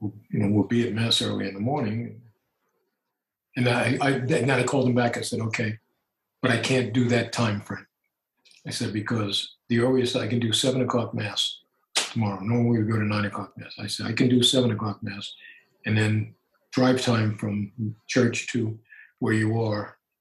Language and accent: English; Brooklyn, New York, United States; You know, you guys know that I'm hardcore Roman Catholic. I'm an Irish Italian kid from Brooklyn.